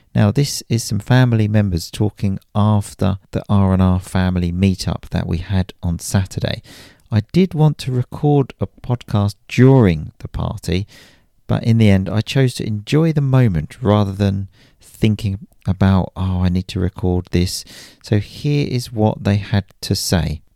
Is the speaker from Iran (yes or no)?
no; Chelmsford, East of England, United Kingdom; my hometown of Chelmsford in Essex, a small city